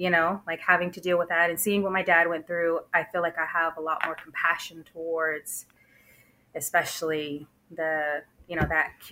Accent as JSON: {"language": "English", "town": "Springtown", "region": "Texas", "country": "United States", "tie": "born or raised there", "also_born_or_lived": "Fort Worth, Texas", "said": "I'm born and raised in Texas. Um, I grew up in a really small town uh, called Springtown. Um, I lived there maybe until I was about 10 years old, and then we moved to a bigger city, um, Fort Worth."}